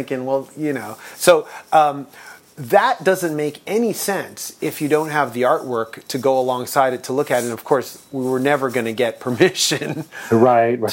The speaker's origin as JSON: {"language": "English", "town": "Toronto", "region": "Ontario", "country": "Canada", "said": "we're from Toronto"}